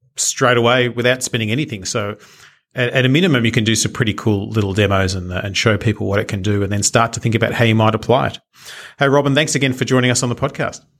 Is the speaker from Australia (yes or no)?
yes; Australia; being Australian, we do have our own pronunciation of different things